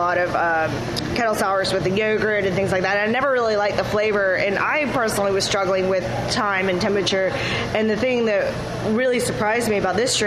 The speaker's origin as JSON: {"language": "English", "region": "Florida", "country": "United States", "also_born_or_lived": "Brooklyn, New York / North Carolina", "moved": "yes", "said": "I'm originally from Florida"}